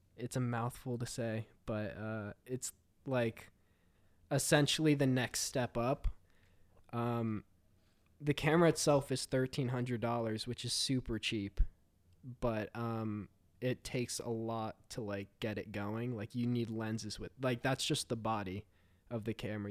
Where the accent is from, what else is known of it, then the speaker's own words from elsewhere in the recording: New Jersey, United States; I am a filmmaker from New Jersey.